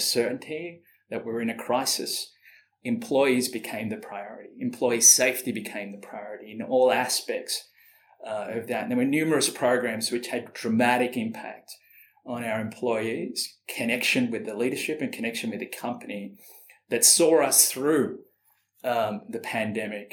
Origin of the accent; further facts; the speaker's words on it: Sydney, New South Wales, Australia; moved away as an adult; also born or lived in Malaysia / Singapore / Austin, Texas; now in London, United Kingdom; growing up in Sydney, in Australia